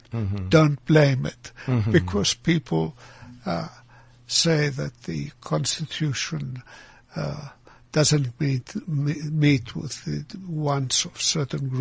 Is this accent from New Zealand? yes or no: no; Greece; now in South Africa; I was born in Greece